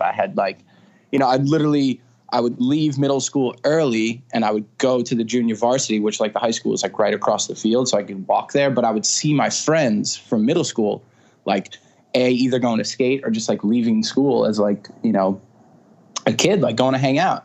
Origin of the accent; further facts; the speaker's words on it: Stony Brook, New York, United States; I was born in Stony Brook. It's uh, in Suffolk County on Long Island, and uh, you know, I'm born and raised Long Island.